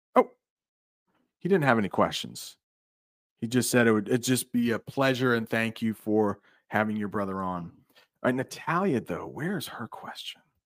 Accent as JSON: {"language": "English", "country": "United States", "said": "as an American"}